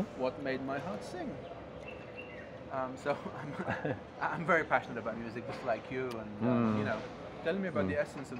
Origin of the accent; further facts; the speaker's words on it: Beirut, Beirut Governorate, Lebanon; moved away as an adult; also born or lived in England; I grew up in Beirut